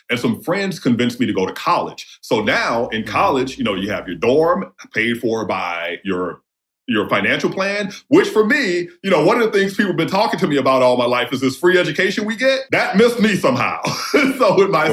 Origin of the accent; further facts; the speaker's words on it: New Orleans, Louisiana, United States; also born or lived in Jasper County, Mississippi / South Central Los Angeles; I was born in New Orleans, and my home community is New Orleans East. My father is from rural Mississippi, so I spent half of my you know pre 18 life there